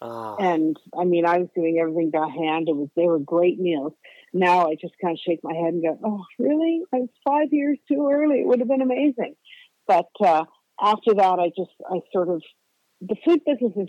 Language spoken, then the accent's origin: English; Kingston, Ontario, Canada; also born or lived in Paris / Colorado; I was born in Kingston, Ontario, in Canada